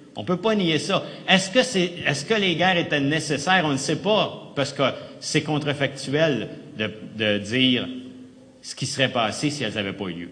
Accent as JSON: {"language": "French", "region": "Quebec", "country": "Canada"}